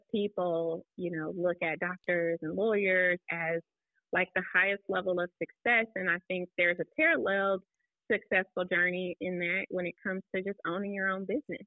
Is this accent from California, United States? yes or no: yes; Oakland, California, United States; moved away; also born or lived in Nashville, Tennessee; I'm from Oakland, California